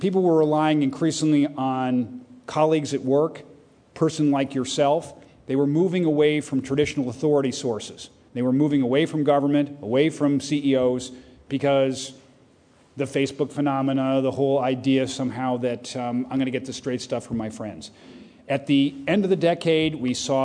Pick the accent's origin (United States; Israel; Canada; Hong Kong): United States; as an American